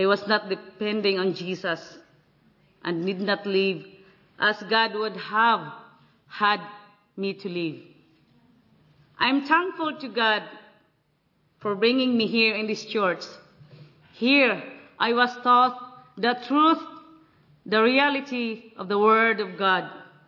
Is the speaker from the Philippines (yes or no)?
yes; Philippines; from Philippines.